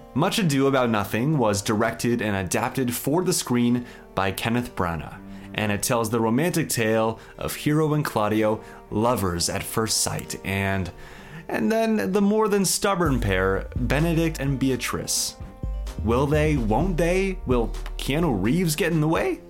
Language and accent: English; Stratford, Ontario, Canada; I'm from the Shakespeare capital of Canada.